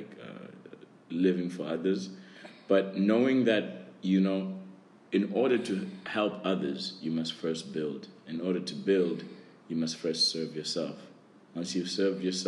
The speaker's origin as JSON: {"language": "English", "country": "South Africa", "moved": "yes", "lives_now": "Hainan, China", "said": "I am from South Africa"}